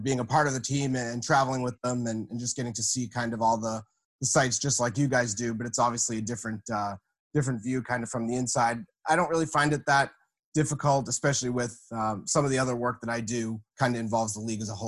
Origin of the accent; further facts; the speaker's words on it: New England, United States; for really as long as I can remember growing up as a kid around here